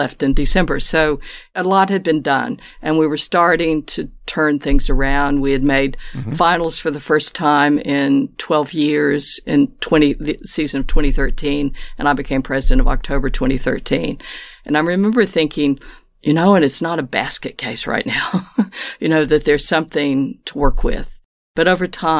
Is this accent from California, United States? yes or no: no; Appalachian Mountains of West Virginia, United States; moved away as an adult; now in Melbourne, Australia; I'm from the Appalachian Mountains of West Virginia, is where I was born